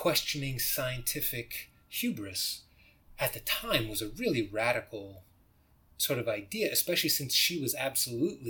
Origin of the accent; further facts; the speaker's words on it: United States; I'm an American